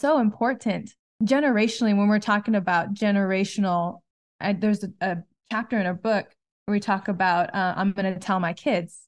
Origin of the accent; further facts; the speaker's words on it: Southern California, United States; we're from Southern California